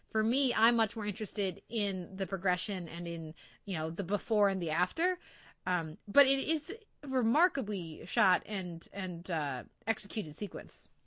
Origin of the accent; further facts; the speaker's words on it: United States; being an American viewer of T V